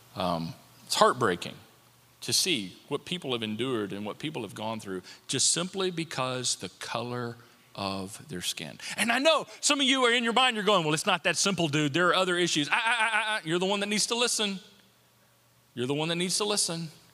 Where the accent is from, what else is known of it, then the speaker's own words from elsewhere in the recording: United States; I'm an American and I'm grateful to be an American